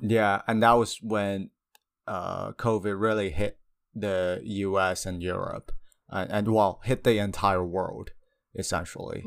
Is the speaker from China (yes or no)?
yes; China; moved away; I come from China